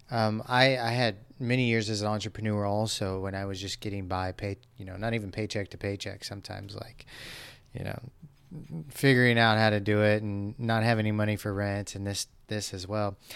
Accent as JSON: {"language": "English", "town": "Los Angeles", "region": "California", "country": "United States", "tie": "born or raised there", "said": "I grew up in Los Angeles."}